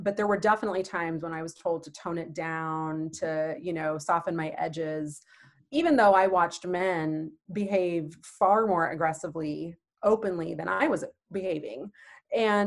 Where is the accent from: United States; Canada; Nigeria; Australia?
United States; Manhattan, Kansas; also born or lived in Twin Cities, Minnesota / Dallas, Texas; now in Kansas City, United States; I actually was born and raised in a small town about 2 hours west of here, Manhattan, Kansas